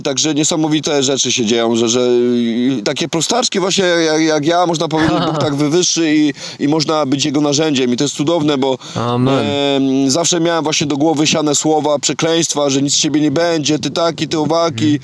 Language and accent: Polish; Tarnów, Lesser Poland, Poland; moved away as an adult; also born or lived in Wrocław; ja pochodzę z Tarnowa, z Małopolski